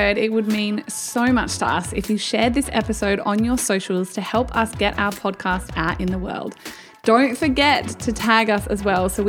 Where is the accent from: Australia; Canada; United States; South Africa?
Australia; We're from Australia